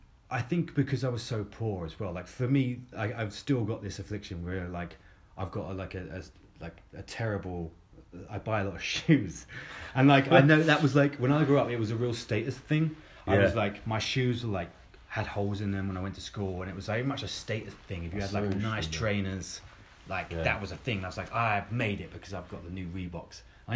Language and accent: English; Croydon, London, United Kingdom; But, like, growing up in Croydon, like, in the school that I grew up in, like, it wasn't a thing.